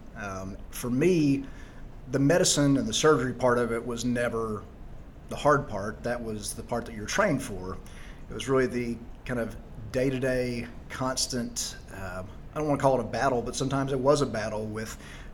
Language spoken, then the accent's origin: English; Tyler, Texas, United States; moved away as an adult; also born or lived in Charlotte, North Carolina / Dallas, Texas / Washington, D.C.; I am originally from Tyler, Texas, so about 100 miles east of Dallas.